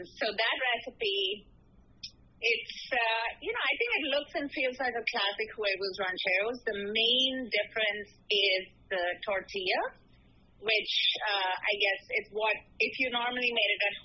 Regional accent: India; now in New York, United States; I grew up in India where, you know, culturally a lot of people are vegetarian

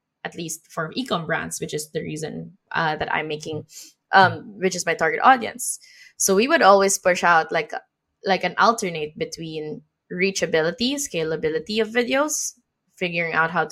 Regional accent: Philippines; moved away; my home country in the Philippines.

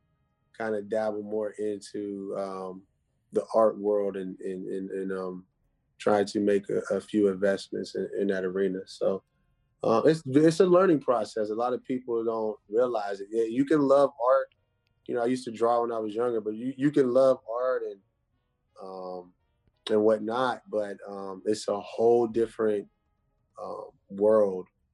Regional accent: Pittsburgh, Pennsylvania, United States; I'm from the Pittsburgh, greater Pittsburgh area

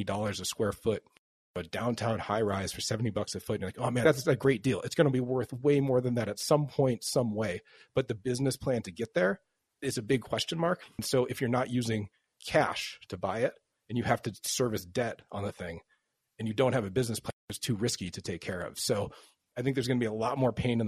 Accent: Chicago, Illinois, United States; now in Portland, United States; I'm from Chicago

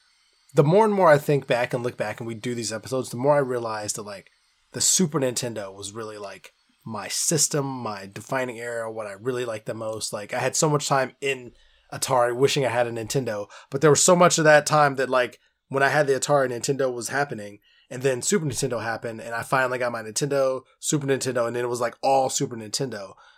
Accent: Stone Mountain, Georgia, United States; Yeah, I'm from Stone Mountain, Georgia.

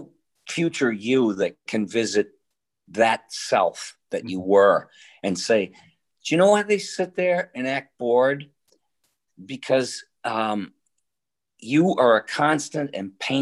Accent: Boston, Massachusetts, United States; born or raised there; also born or lived in Detroit, Michigan

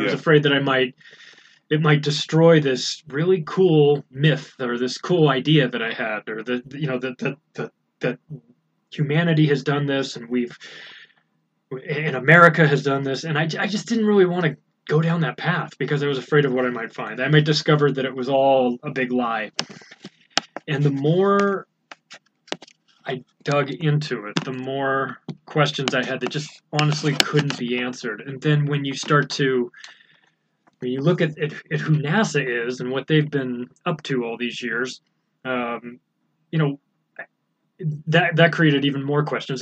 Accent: United States; I'm an American

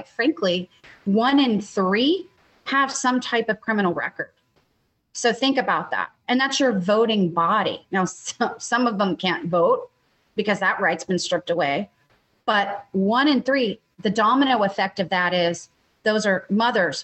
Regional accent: Texas, United States; as a Texan

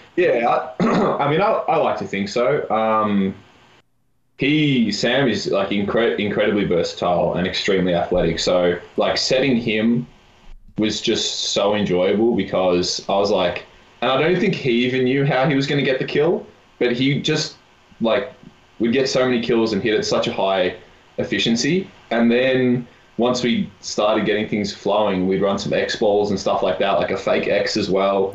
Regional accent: Melbourne, Victoria, Australia; moved away as an adult; now in Kamloops, Canada; I'm from Melbourne, which is four or five million.

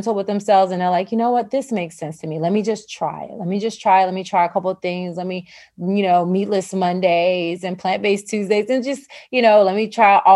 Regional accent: the South, United States; I'm from the South

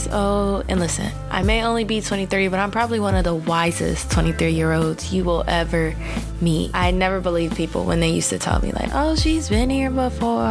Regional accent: Chicago, Illinois, United States; now in Kansas, United States; I am from Chicago

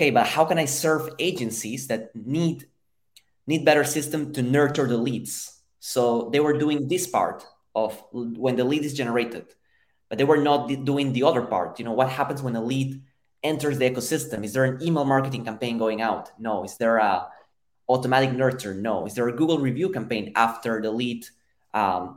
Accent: Lima, Peru; moved away as an adult; now in United States; So I'm originally from Peru, from Lima, Peru. I've been in the US for 7 years

